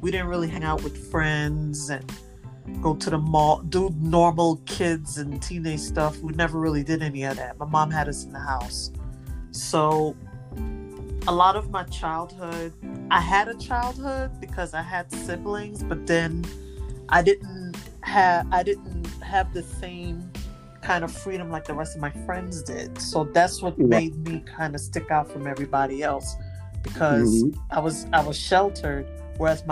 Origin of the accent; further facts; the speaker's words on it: New York City, New York, United States; I'm from Brooklyn, New York, born and bred.